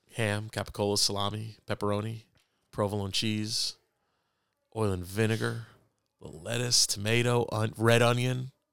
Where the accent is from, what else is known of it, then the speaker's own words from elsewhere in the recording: New York City, New York, United States; moved away; also born or lived in Fort Wayne; I was born on Lower East Side of Manhattan